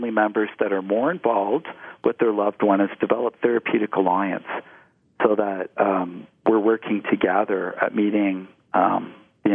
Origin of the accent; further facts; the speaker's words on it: Ontario, Canada; as a young man growing up in Ontario, as a child